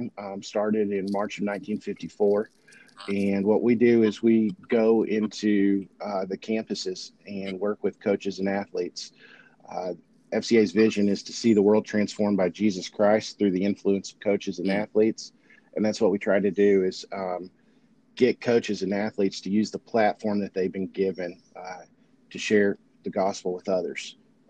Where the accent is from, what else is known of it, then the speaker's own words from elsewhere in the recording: Beattyville, Kentucky, United States; I ended up in my hometown of Beattyville for about 11 years